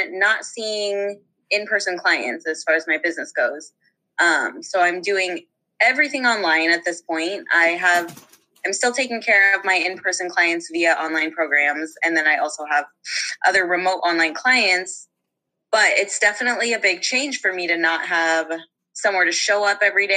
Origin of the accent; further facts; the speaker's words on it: Eugene, Oregon, United States; I am from, and I grew up in Eugene, Oregon